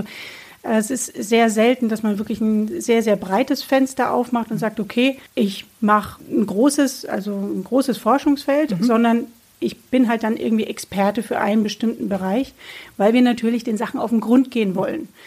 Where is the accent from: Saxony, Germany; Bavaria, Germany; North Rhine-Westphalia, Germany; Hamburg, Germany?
Bavaria, Germany; Bamberg; also born or lived in Würzburg / Nuremberg; ich bin geboren in Bamberg